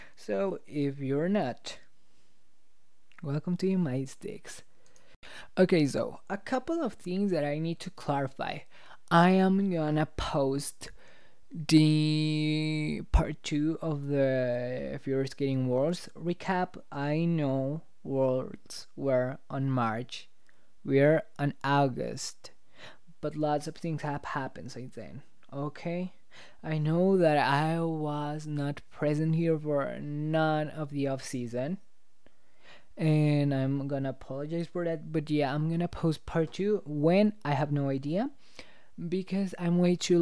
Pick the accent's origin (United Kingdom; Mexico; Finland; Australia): Mexico; English is a second language; I'm from Mexico. I'm from Mexico.